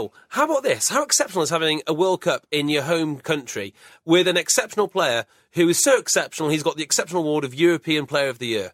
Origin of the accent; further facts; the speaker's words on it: Wales, United Kingdom; I'm Welsh. I'm Welsh